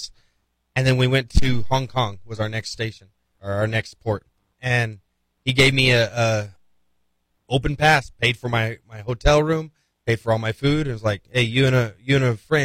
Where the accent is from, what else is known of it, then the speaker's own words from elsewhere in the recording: Playas, New Mexico, United States; now in Las Cruces, United States; At the community center in Playas. So my hometown had 1,000 people